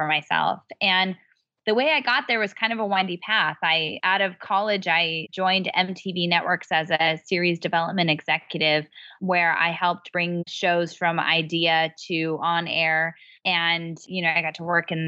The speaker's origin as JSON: {"language": "English", "area": "Bay Area", "region": "California", "country": "United States", "moved": "as an adult", "said": "I'm from the Bay Area"}